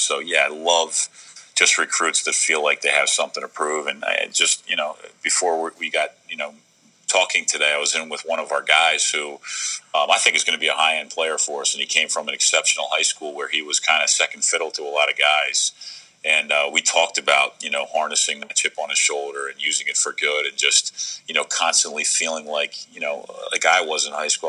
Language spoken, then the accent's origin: English; Baltimore, Maryland, United States; growing up in Baltimore